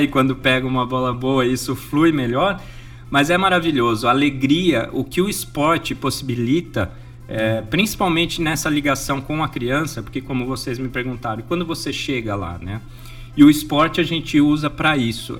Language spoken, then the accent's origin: Portuguese; Jundiaí, São Paulo, Brazil; moved away; De Jundiaí, São Paulo